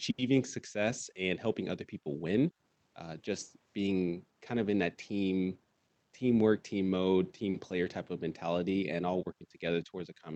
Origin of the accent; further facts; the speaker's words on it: California, United States; now in Oregon, United States; I'm originally from Silla, California